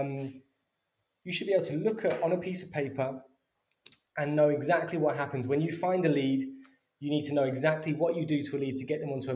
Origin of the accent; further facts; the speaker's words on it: London, United Kingdom; also born or lived in Birmingham; I grew up in North London and went to university in Birmingham.